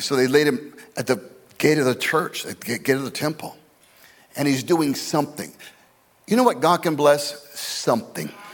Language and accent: English; Scottsdale, Arizona, United States; my hometown, my boyhood hometown of Scottsdale, Arizona